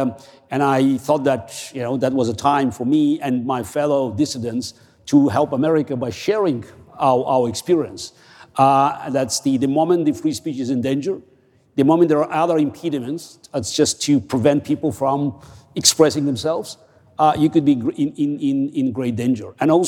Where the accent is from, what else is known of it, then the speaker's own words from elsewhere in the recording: Russia; English is a second language; I was born and raised in the Soviet Union. So I knew how life would look like without free speech.